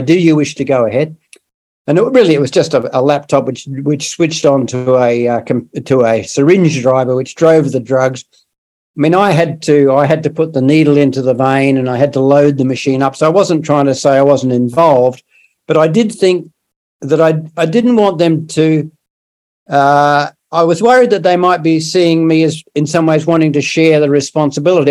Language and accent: English; South Australia, Australia; I brought up in in South Australia, which is another part of Australia, the southern a southern state